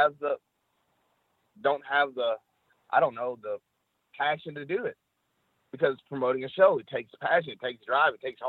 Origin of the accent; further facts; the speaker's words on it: Tennessee, United States; I am from Tennessee. I am from the South